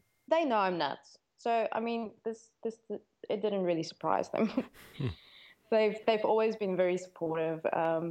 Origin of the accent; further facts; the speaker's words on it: South Africa; I'm from South Africa